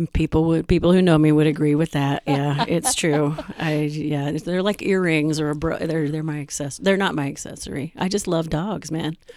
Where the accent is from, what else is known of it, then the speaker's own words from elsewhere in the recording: Atlanta, Georgia, United States; also born or lived in Chicago, Illinois; now in Wisconsin, United States; I'm from Atlanta